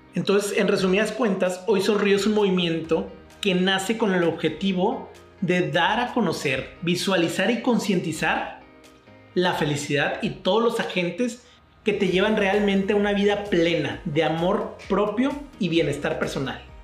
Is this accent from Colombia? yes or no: no; Ciudad Victoria, Tamaulipas, Mexico; now in Monterrey, Mexico; soy de Ciudad Victoria, Tamaulipas y ya llevo 10 años aquí viviendo en la ciudad de Monterrey